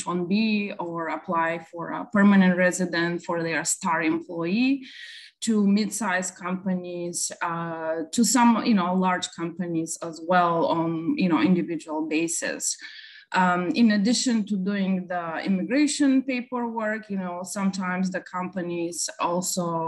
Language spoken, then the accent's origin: English; Bulgaria; now in Dallas, United States; originally I'm from Bulgaria. I moved to the United States back in 1999